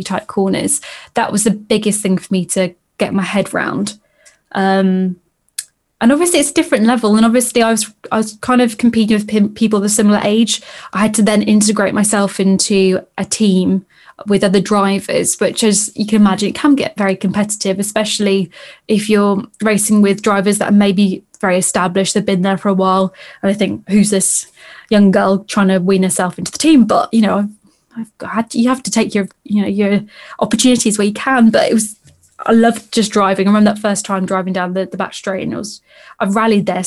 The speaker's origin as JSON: {"language": "English", "area": "the Midlands", "region": "England", "country": "United Kingdom", "tie": "born or raised there", "also_born_or_lived": "Llandudno, North Wales", "moved": "as an adult", "lives_now": "Wales, United Kingdom", "said": "originally I was from the Midlands, and hence why I went to all the local kart circuits"}